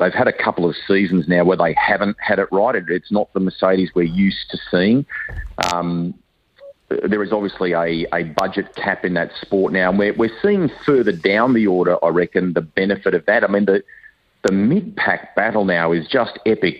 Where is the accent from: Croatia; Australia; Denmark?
Australia; now in Hawke's Bay, New Zealand; I'm an Aussie